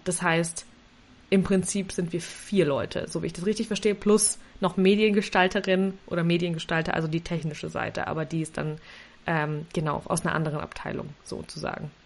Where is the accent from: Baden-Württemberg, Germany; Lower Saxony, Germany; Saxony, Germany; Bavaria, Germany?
Bavaria, Germany; Nuremberg; Also ich komme aus Nürnberg